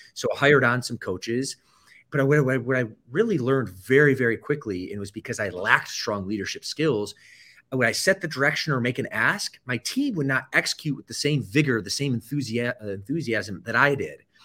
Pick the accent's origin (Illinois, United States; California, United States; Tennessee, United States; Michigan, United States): Michigan, United States; also born or lived in Atlanta, Georgia; I typically say I'm from the Midwest, which I grew up about ten years in the state of Michigan, that would be true, uh, my first ten years actually were spent in Atlanta, Georgia, a suburb